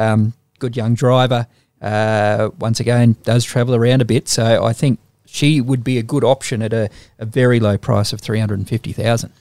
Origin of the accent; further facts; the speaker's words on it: Young, New South Wales, Australia; I'm from Young